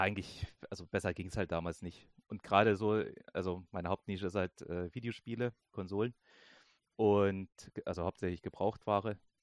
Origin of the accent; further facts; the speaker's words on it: Germany; bei uns in Deutschland